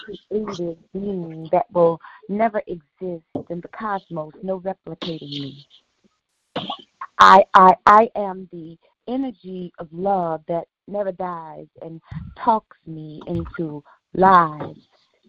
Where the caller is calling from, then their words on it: San Francisco, California, United States; I'm calling from San Francisco, California.